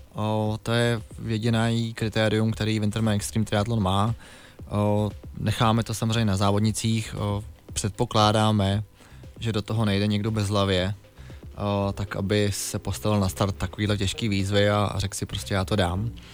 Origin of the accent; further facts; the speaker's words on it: Děčín, Ústí nad Labem Region, Czechia; Já pocházím z Děčína